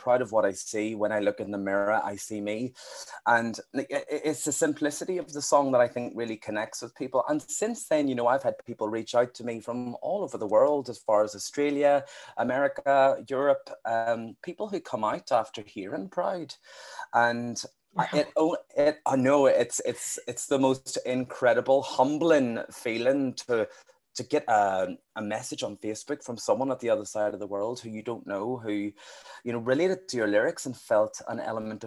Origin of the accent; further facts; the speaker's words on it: Northern Ireland, United Kingdom; a Northern Irish gay singer-songwriter